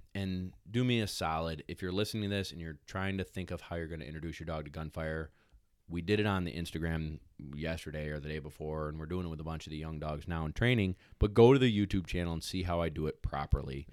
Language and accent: English; New York, United States; also born or lived in South Carolina; I'm from New York